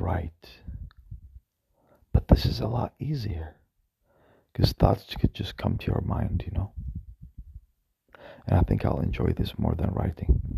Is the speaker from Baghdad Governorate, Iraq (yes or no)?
yes; Baghdad, Baghdad Governorate, Iraq; I was born in Iraq, in Baghdad